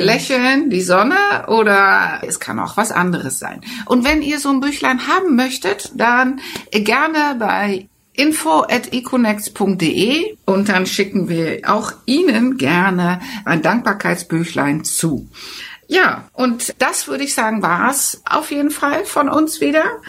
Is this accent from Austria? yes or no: no; Netherlands; German is a second language; now in Germany; fühlte ich mich auch sehr abgewiesen ja, als Holländer